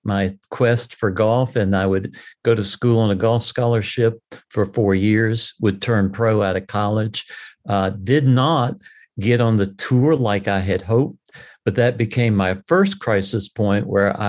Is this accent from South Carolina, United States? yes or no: yes; Columbia, South Carolina, United States; also born or lived in North Myrtle Beach, South Carolina; I was raised in South Carolina